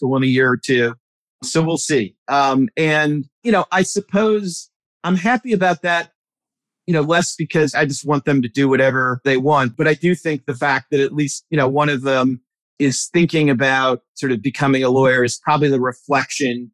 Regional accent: Milwaukee, Wisconsin, United States; now in Alexandria, United States; I grew up in Milwaukee suburbs

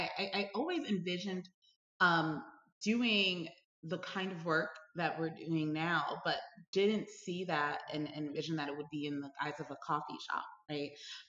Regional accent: Brooklyn, New York, United States; I grew up in Brooklyn, New York, and went to school in high school in Manhattan.

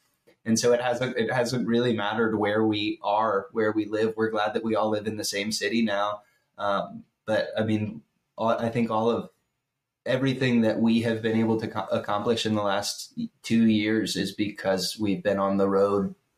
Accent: Roanoke, Virginia, United States; I grew up in Roanoke, which has a really, really good arts education.

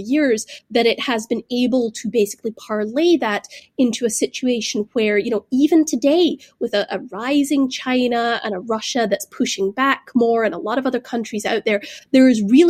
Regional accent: Glasgow, Scotland, United Kingdom; I grew up in the United Kingdom. I grew up there in the post-imperial era, you know, in Glasgow, a city that had once, you know, built the ships of the British Empire.

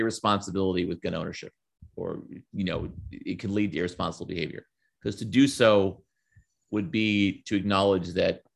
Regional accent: Bucks County, Pennsylvania, United States; now in Brooklyn, United States; I grew up in Bucks County, Pennsylvania

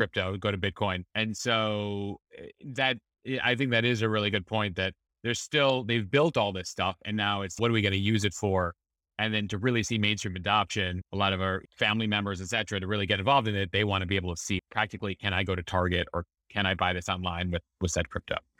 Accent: Chicago, Illinois, United States; a Chicagoan growing up at going to Wrigley Field

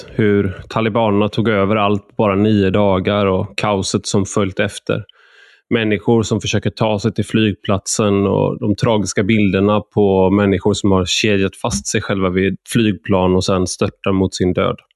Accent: Gothenburg, Västra Götaland, Sweden; jag är göteborgare, så ordvitsen var viktigare än själva budskapet, tror jag.

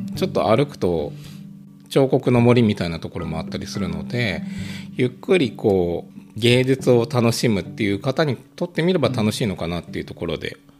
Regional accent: Aichi, Japan; moved away as an adult; now in Norway; 私も、生まれも育ちも愛知人なんですけど。

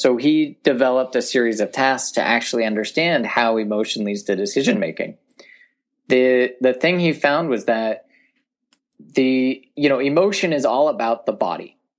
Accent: Sonora, California, United States; I grew up in Tuolumne County, which is a very rural part of Northern California

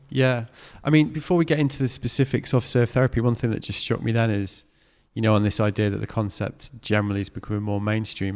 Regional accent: North West England, United Kingdom; I grew up in the Northwest

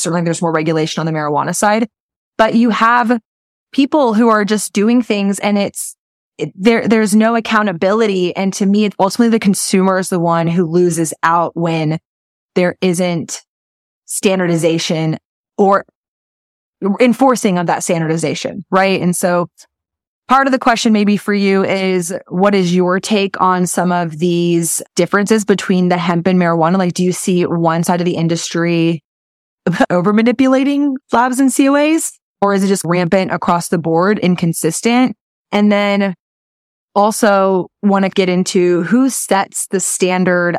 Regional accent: Texas, United States; being here in Texas, my first six months to a year in business

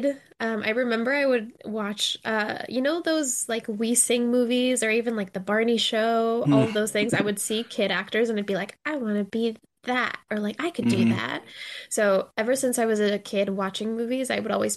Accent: Mexico City, Mexico; moved away as an adult; now in Chicago, United States; I'm originally from Mexico City, but I came to Chicago to study acting and theater

